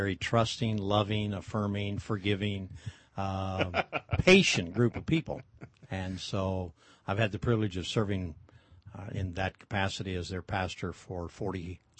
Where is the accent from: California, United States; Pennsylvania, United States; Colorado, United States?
Colorado, United States; moved away as an adult; also born or lived in Kansas; now in Modesto, United States; I was born in Kansas, but I grew up in Colorado.